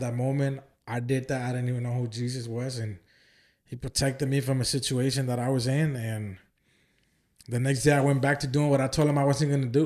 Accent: Oakland, California, United States; moved away as an adult; also born or lived in Santa Ana, California; now in Houston, United States; I was weeks old when I moved up there and I was raised in Oakland my whole life. And I moved to Houston twenty thirteen

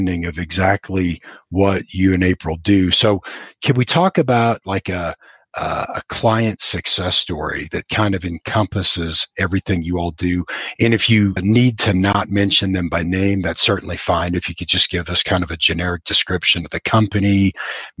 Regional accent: Iowa, United States; moved away; also born or lived in Austin, Texas; as a kid growing up in Iowa

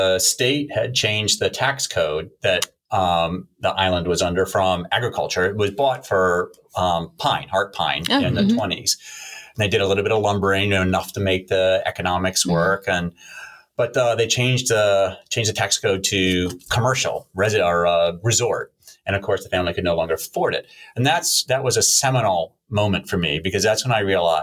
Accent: United States; moved away; also born or lived in South Carolina / Virginia; I grew up on the East Coast, coastal Virginia and coastal South Carolina.

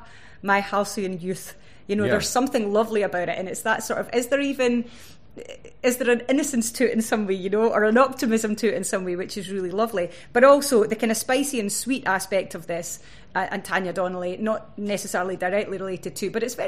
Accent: Stirling, Scotland, United Kingdom; growing up in Stirling

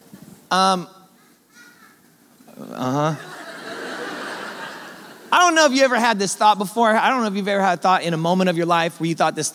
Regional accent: Oakland, California, United States; I was born and raised in Oakland, California. I grew up in the Bay Area of San Francisco

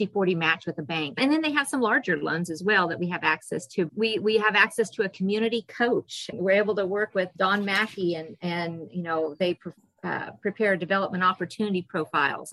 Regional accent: Eastern Kansas, United States; also born or lived in Hanston, Kansas; now in Hodgeman County, United States; I grew up in Eastern Kansas, went to Kansas State University, met my husband there

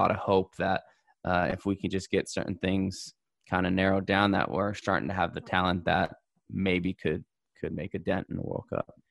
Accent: United States; as an American

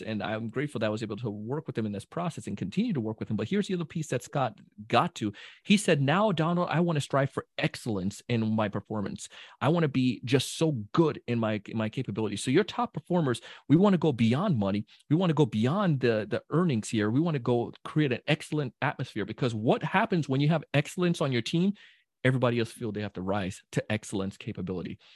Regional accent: Jamaica; I'm a Jamaican, so, you know, big Jamaican

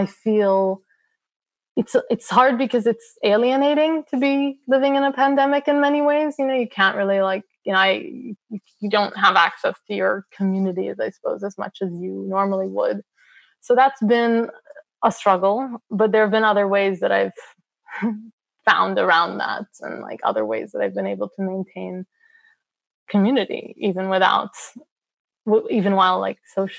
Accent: United States; I'm Palestinian American

